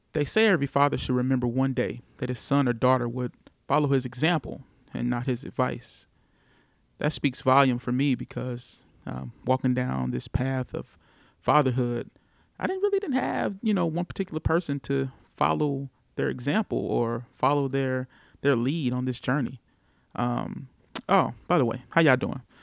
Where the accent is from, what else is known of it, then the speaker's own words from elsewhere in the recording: St. Louis, Missouri, United States; I am from Saint Louis, Missouri, born and raised